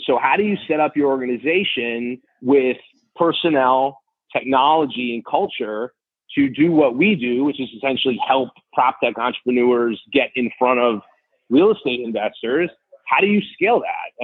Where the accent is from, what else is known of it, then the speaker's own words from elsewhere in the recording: New York City, New York, United States; I grew up in New York City